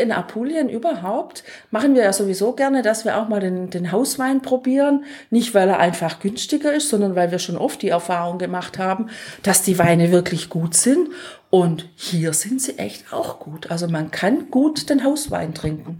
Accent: Germany; wir sind die beiden Deutschen

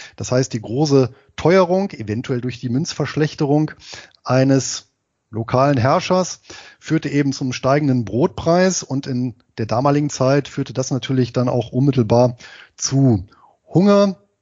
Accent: Harz, Germany; Da gibt es in meiner Heimatstadt eine Abschlussveranstaltung, nämlich einen Halbmarathon, allerdings eben als Trail, also sprich als Geländelauf und das Ganze im Harz

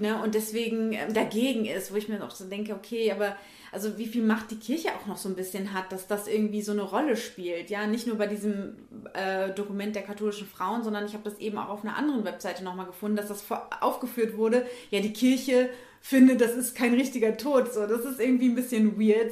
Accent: Germany; bei uns in Deutschland

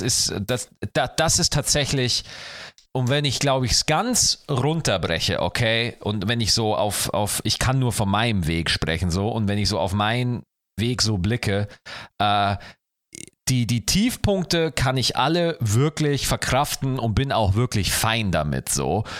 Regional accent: Schwarzach, Bavaria, Germany; In meinem alten Dorf, ja, wo ich geboren, wo ich aufgewachsen bin, Schwarzach

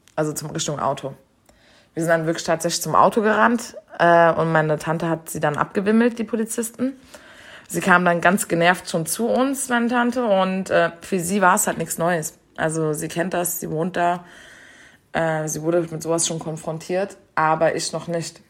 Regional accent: Germany; dass ich Deutsche bin

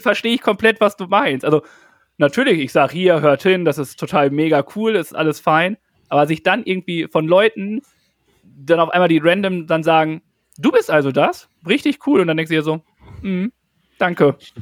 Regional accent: North Rhine-Westphalia, Germany; ich komme ja aus Westfalen. Ich glaube aber, wir sind so gut äh, hochdeutschmäßig unterwegs, weil ich nicht aus dem Ruhrpott komme

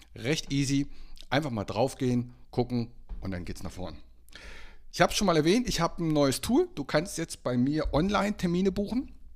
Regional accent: Bad Homburg, Hesse, Germany; moved away; nach Bad Homburg, also meine alte Heimat, Hessen

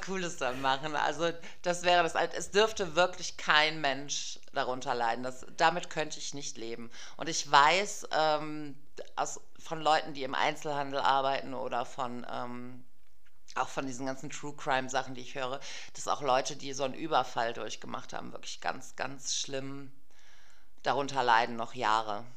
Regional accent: Germany; bin Deutsche und zwar in mehreren Generationen

